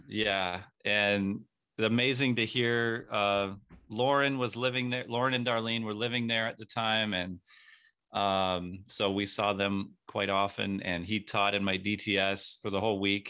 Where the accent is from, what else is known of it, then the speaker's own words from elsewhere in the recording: San Diego, California, United States; I grew up in San Diego